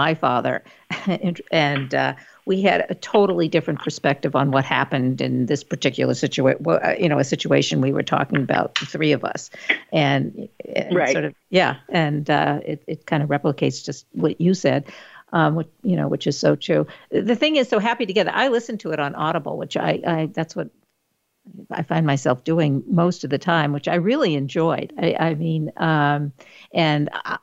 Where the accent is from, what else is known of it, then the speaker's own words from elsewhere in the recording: Maine, United States; moved away; I'm also from Maine